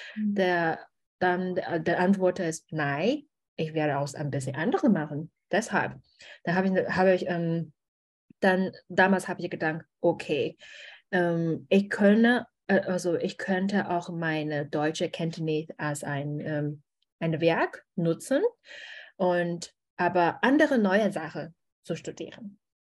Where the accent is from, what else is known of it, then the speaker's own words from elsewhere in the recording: China; German is a second language; moved away as an adult; also born or lived in Germany; ich bin eine Chinesin